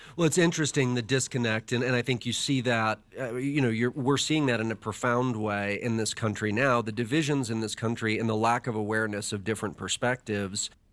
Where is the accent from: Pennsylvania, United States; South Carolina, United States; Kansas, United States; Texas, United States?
Texas, United States; Dallas; I was a kid growing up in Dallas, Texas